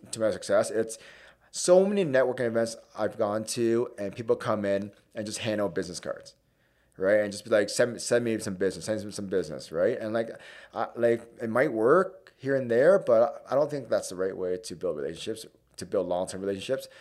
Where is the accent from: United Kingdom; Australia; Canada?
Canada; Hamilton, Ontario; East End, born and raised, uh, so went to Winston Churchill High School